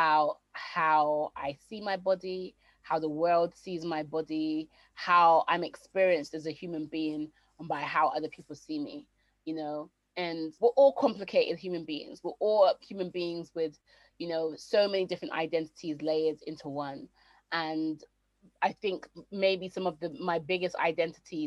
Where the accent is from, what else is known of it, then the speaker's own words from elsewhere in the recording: Jamaica; I am Jamaican, but there's no way that you know that I'm Jamaican.